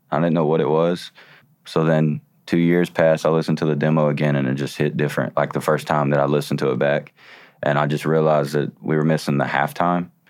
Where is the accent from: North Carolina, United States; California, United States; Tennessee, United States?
Tennessee, United States; Chattanooga; Chattanooga, because it was my hometown